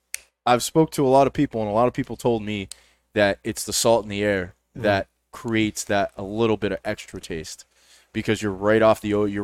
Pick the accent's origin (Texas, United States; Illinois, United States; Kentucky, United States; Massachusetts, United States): Massachusetts, United States; Lawrence; also born or lived in Salisbury, Massachusetts / Hampton, New Hampshire; I grew up in more of the Salisbury, Hampton area. I grew up in Lawrence, Mass., the Lawrence, Methuen area.